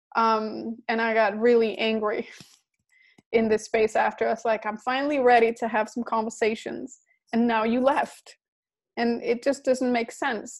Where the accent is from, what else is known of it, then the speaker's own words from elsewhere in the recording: Denmark; I was living in Denmark. I'm from Denmark.